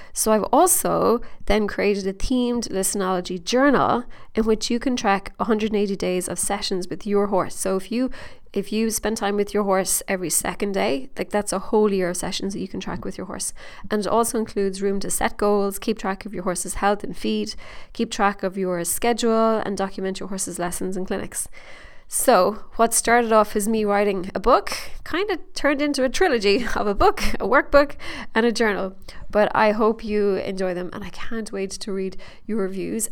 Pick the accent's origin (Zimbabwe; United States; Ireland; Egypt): Ireland; accent: Irish; my Irish accent